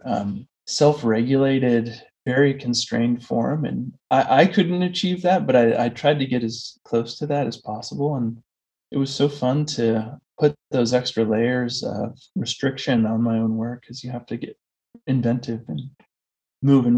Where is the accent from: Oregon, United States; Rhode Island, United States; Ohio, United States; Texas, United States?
Oregon, United States; Coos Bay; moved away as an adult; I grew up in a logging town in Southern Oregon, and my family's lived there for several generations. And I, you know, lived the first 21 years of my life there